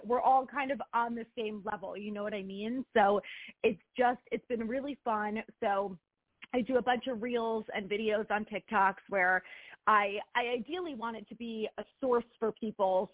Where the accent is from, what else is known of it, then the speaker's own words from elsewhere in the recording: New Jersey, United States; moved away as an adult; now in Fairfield, United States; I grew up in Jersey